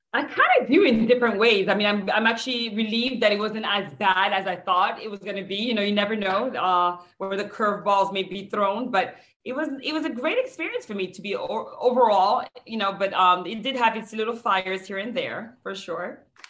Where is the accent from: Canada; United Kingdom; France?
France; now in United States; I'm from France